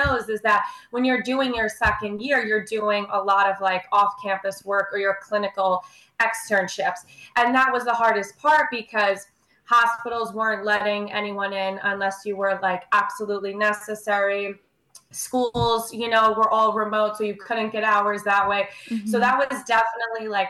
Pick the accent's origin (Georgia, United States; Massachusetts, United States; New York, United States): New York, United States; also born or lived in Maryland; I am based in New York, born and raised in New York